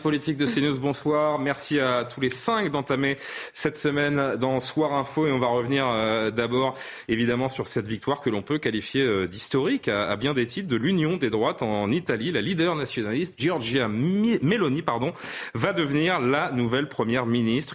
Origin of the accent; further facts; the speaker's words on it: France; chez nous en France